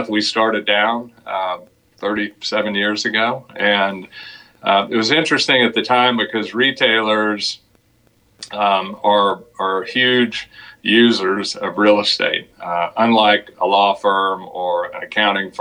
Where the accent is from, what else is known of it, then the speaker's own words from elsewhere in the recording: Dallas, Texas, United States; also born or lived in Austin; I grew up in Dallas, went to school down in Austin, University of Texas, came back to Dallas in 1983